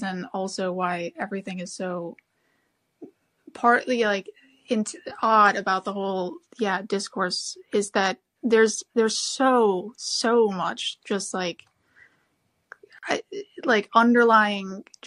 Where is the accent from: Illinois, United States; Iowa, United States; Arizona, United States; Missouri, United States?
Illinois, United States; Chicago; now in Sweden; I grew up in Chicago taking the Red Line, and, like, you know, now sort of living in Sweden